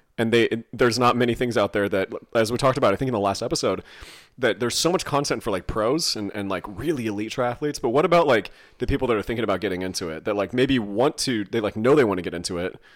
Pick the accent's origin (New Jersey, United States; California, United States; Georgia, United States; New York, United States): California, United States; a massive Iron Man race in my hometown